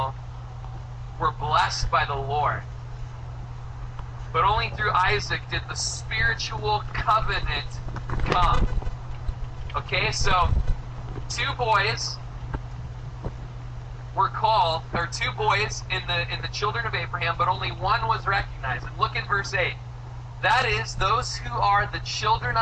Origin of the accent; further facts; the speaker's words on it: United States; I'm an American